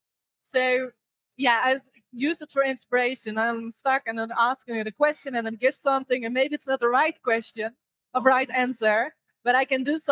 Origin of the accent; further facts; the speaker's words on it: Netherlands; I'm from the Netherlands